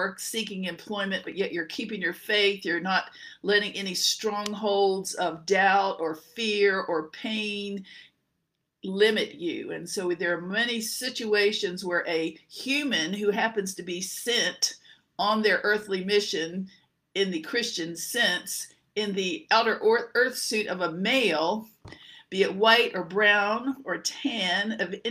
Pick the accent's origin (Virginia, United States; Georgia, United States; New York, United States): Virginia, United States; Norfolk; also born or lived in Louisville, Kentucky / Dallas; we lived growing up in Norfolk, Virginia